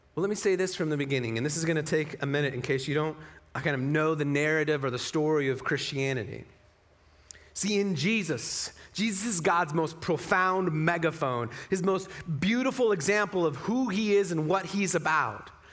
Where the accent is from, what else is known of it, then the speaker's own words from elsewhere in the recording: Utah, United States; moved away; also born or lived in Las Vegas, Nevada; So I'm from Utah as well, like six generations, you know, like family pushed handcarts to get here kind of from Utah